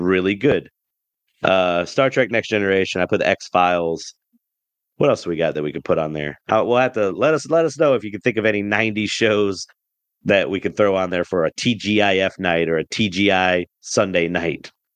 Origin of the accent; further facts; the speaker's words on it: the geographical South, United States; I am from the geographical South